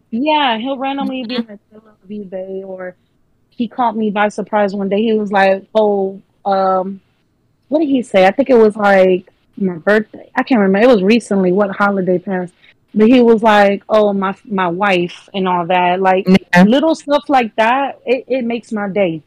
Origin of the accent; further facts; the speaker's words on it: Fort Lauderdale, Florida, United States; I'm actually from Fort Lauderdale down south